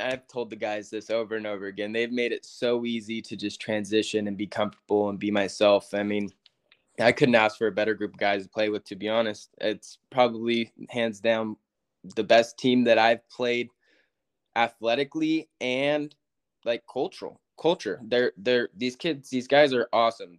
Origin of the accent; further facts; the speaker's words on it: Yuba City, California, United States; moved away as an adult; also born or lived in Texas; now in Kentucky, United States; a little town called Yuba City. It's 30 minutes north of Sacramento. Uh, grew up there, born and raised